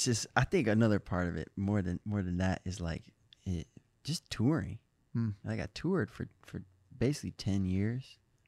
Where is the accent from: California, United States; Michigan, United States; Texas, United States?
Michigan, United States; Midwest. I'm from Michigan. I love Ohio.